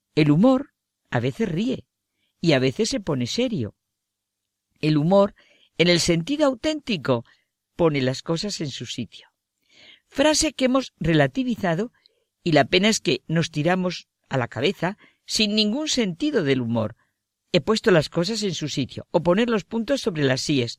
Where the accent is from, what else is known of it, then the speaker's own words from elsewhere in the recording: Spain; Como española que soy